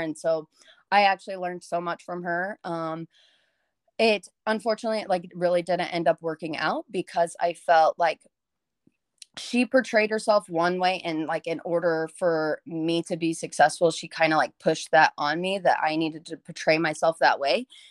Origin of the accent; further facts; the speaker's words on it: Montgomery, Texas, United States; moved away as an adult; now in College Station, United States; I moved from Montgomery, which used to be a small town, and it still has, like, small town vibes